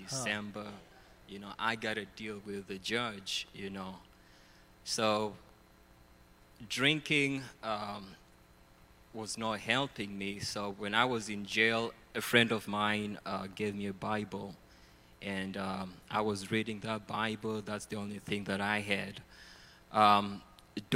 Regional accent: Kenya; moved away as an adult; now in United States; So I'm from Kenya, East Africa. I've been in the U.S. for the past 14 years

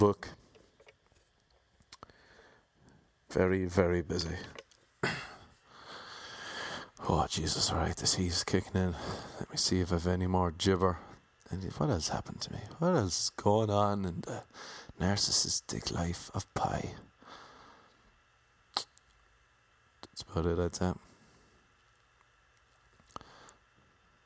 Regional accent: Ireland; accent: Irish; now in Los Angeles, United States; I had an Irish accent

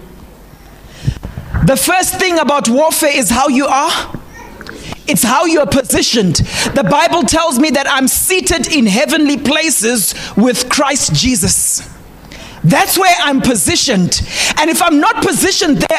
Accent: Zimbabwe; English is a second language; Those of us who come from Zim

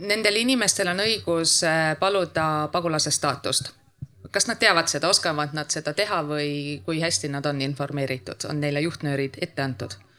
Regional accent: Piusa river area, Võru County, Estonia; sealt minu kodukandist Piusa jõest

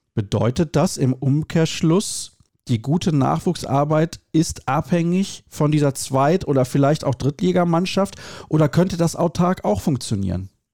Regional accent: Solingen, North Rhine-Westphalia, Germany; ich komme aus Solingen

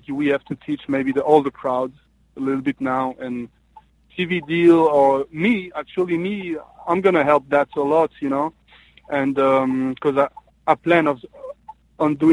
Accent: French-speaking Switzerland, Romandy, Switzerland; moved away; in Switzerland there is three parts. So the French part, the German part, and the Italian part, and I'm from the French part

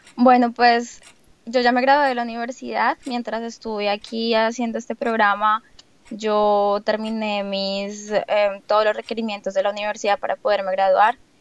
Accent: Bogotá, Colombia; moved away as an adult; also born or lived in Maine / California / Boston; now in New York, United States; yo vengo de Bogotá

